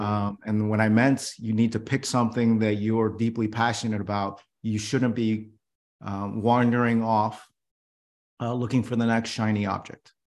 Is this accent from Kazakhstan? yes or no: no; New York City, New York, United States; I was born in New York City